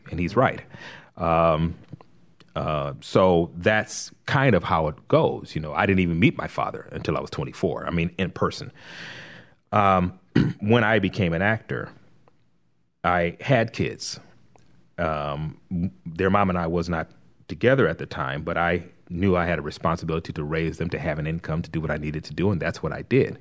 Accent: Compton, California, United States; moved away as an adult; also born or lived in Los Angeles; now in Rock Hill, United States; I'm from Los Angeles. I was born and raised there, born in L A, raised in Compton

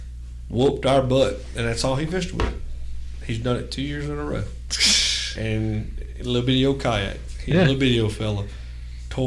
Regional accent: Terrebonne Parish, Louisiana, United States; now in Mississippi, United States; Yeah. I'm from Terrebonne Parish.

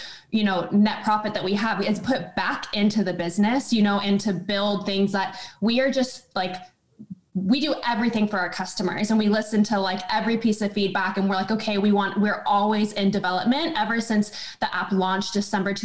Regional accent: small town outside of Sacramento, Northern California, United States; now in Austin, United States; Northern California, just a okay. small town outside of Sacramento

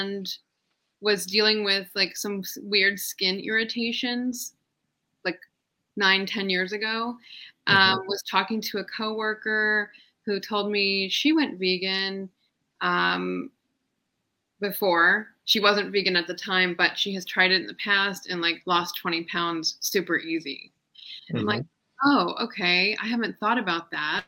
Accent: Columbus, Ohio, United States; I'm from Columbus, Ohio.

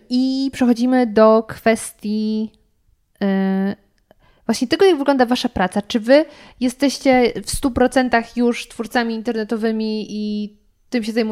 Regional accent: Lower Silesian Voivodeship, Poland; dlatego tak, jestem z Dolnego Śląska i zachwycam się tym

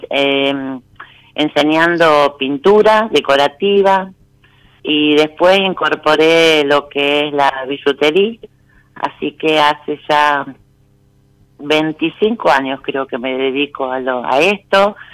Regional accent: Rosario, Santa Fe, Argentina; Sí, sí, nací acá y vivo acá.

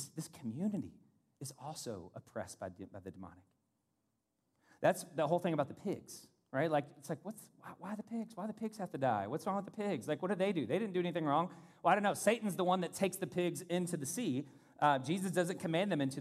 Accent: Louisville, Kentucky, United States; moved away; also born or lived in South Florida; in Kentucky growing up, Louisville

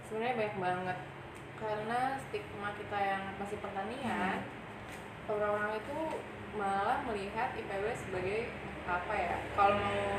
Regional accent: Makassar, South Sulawesi, Indonesia; moved away as an adult; also born or lived in Bogor; waktu itu sekolahnya di Makassar

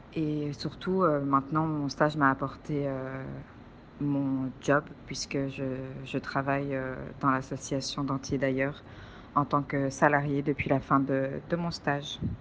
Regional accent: Belgium; je viens de Belgique

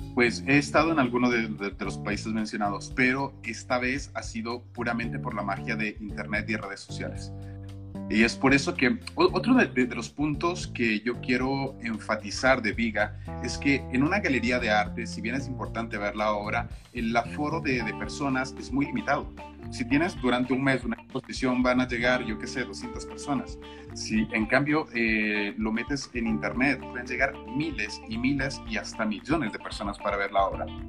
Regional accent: Ecuador; moved away; soy ecuatoriano, o sea, las raíces son estas

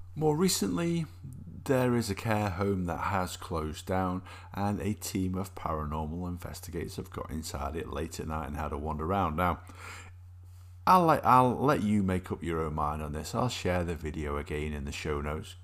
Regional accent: Alsager, North West England, United Kingdom; my hometown of Allsager in South Cheshire

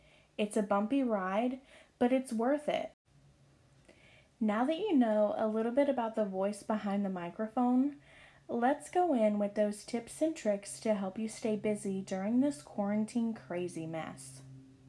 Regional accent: Marion, North Carolina, United States; moved away as an adult; now in Pennsylvania, United States; I'm from a small town in North Carolina called Marion. I moved to Pennsylvania about 5 years ago. And you guys, I never thought I would have left my hometown

